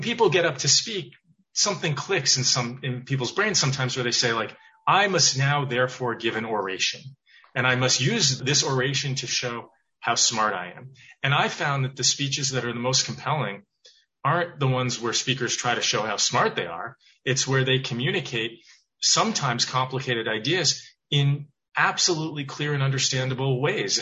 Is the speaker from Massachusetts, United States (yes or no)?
yes; Weston, Massachusetts, United States; also born or lived in Providence, Rhode Island; I grew up outside of Boston, town called Weston